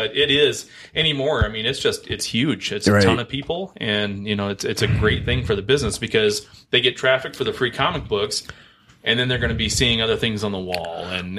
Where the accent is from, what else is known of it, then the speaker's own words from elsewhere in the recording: Omaha, Nebraska, United States; moved away; when I grew up in Omaha